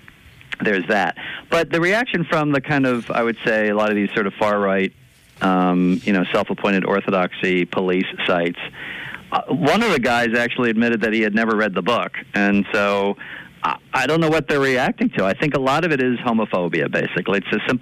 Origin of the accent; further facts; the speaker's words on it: Philadelphia, Pennsylvania, United States; I'm from Philadelphia